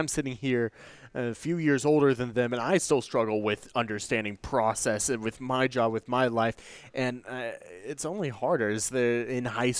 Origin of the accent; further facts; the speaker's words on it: Central Illinois, United States; I come from Central Illinois.